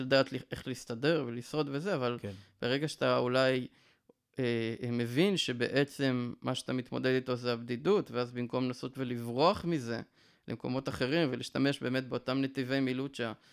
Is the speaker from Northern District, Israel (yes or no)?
yes; Northern District, Israel; born or raised there; now in Yeruham, Israel